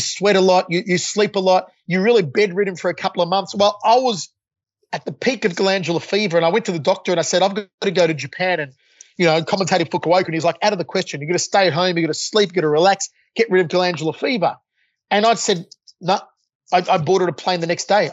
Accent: Australia; moved away as an adult; also born or lived in Las Vegas, United States

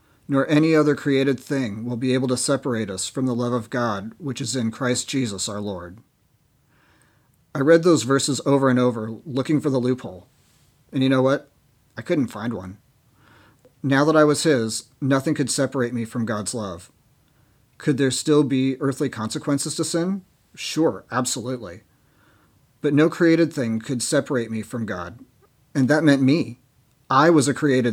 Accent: Seattle, Washington, United States; born and raised in Seattle

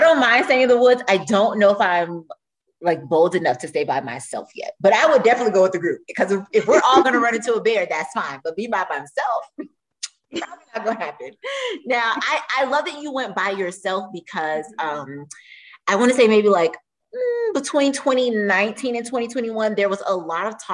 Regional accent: Florida, United States; We're from Florida

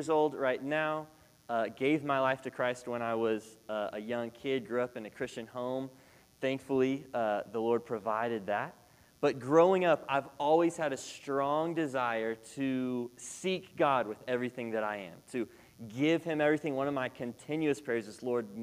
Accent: Shawnee, Oklahoma, United States; moved away as an adult; now in Texas, United States; I grew up in Shawnee, Oklahoma

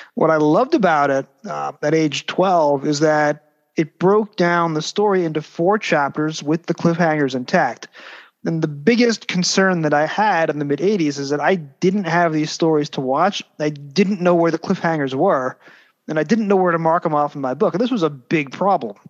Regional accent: United States; growing up in the States

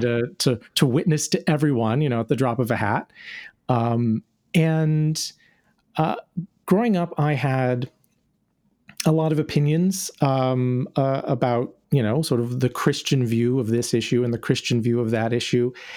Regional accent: North Carolina, United States; now in Orlando, United States; I grew up in North Carolina

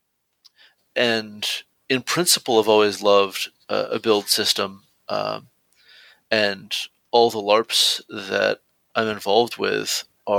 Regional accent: near Stone Mountain, Georgia, United States; practically my hometown, not quite but nearly, Stone Mountain, Georgia

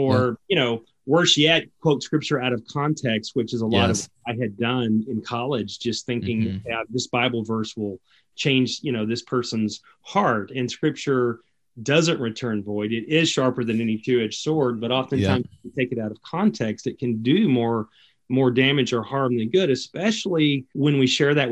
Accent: south of Dallas, Texas, United States; also born or lived in Austin, Texas; I grew up in Dallas, Texas, actually south of Dallas, in a more of a rural area

